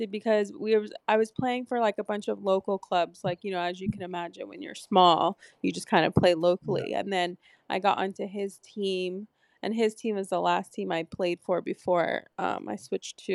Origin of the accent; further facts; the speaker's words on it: Palmdale, California, United States; in Southern California where I grew up, and I'm from Palmdale, California originally.